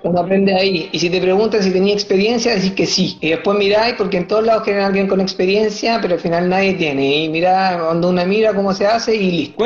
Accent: Chile; moved away as an adult; also born or lived in Sydney, Australia / Perth, Australia; now in France; yo jugaba en Chile

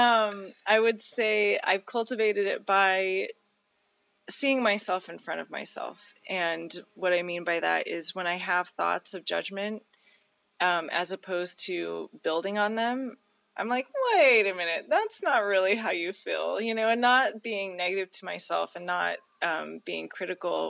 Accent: Reno, Nevada, United States; also born or lived in Stagecoach, Nevada; I was raised here in Reno, Nevada

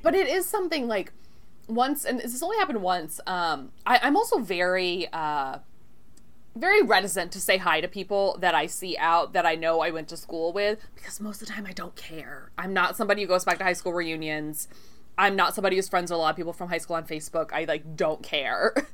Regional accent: Texas, United States; I'm Texan

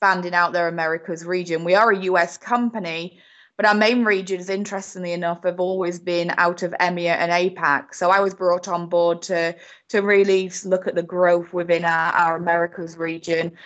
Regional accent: United Kingdom; accent: British; moved away as an adult; also born or lived in Spain / Portugal / Florida; now in United States; my very British accent here, but I have been in the US for 15 years now

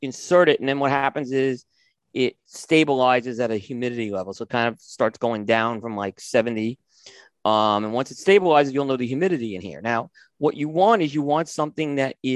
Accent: New York City, New York, United States; moved away; I grew up in New York City. I lived in Brooklyn and Staten Island.

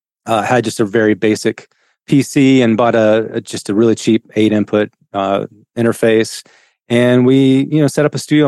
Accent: Tennessee, United States; I grew up in East Tennessee. I forgot to mention that. So it's about 4.5 hours here from Nashville.

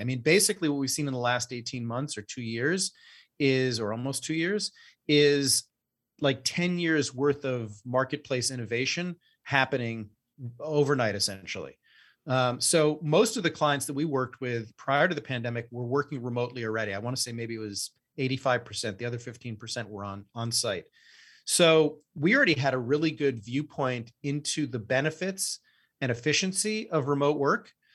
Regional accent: New York City, New York, United States; we both grew up here in, in New York City and have known each other since third grade

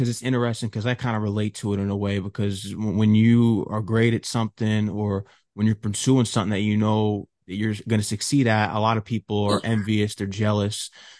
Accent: Connecticut, United States; also born or lived in New York; I'm from Connecticut

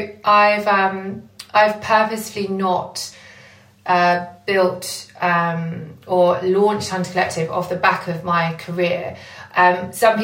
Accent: Essex, East of England, United Kingdom; moved away as an adult; now in London, United Kingdom; I'm a hairdresser from Essex and who moved to London 5 years into her career

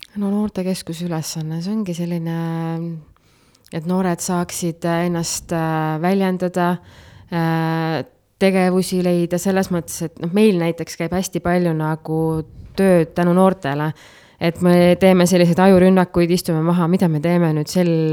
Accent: Nõuni, Valga County, Estonia; moved away as an adult; now in Puka, Estonia; ma sündisin äh, tegelikult Kohtepää lähedal Nõuni külas mm. ja kasvasin seal, alustasin kooliteed Nõuni algkoolis. edasi liikusin Otepää gümnaasiumisse

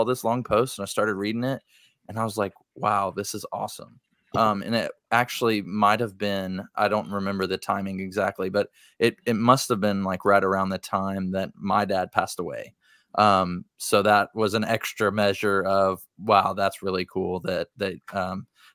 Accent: Brentwood, Tennessee, United States; South Nashville, Brentwood

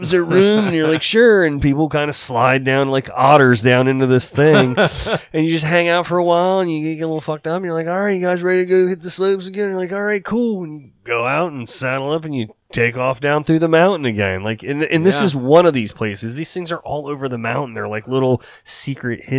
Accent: United States; a buddy I grew up with on the Eastern Shore

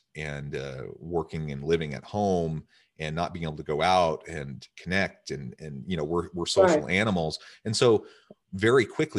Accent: Midwest, United States; I'm also from the Midwest. I'm also from a family of eight.

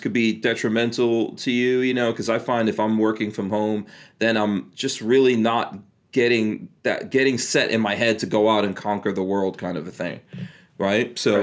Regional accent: New York City, New York, United States; moved away; if you grew up in the city like I did growing up in New York City

